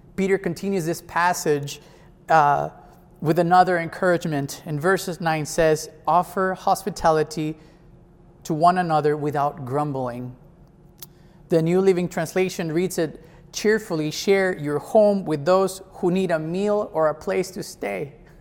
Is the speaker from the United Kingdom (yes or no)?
no; Mexico; now in Jersey City, United States; I am from Mexico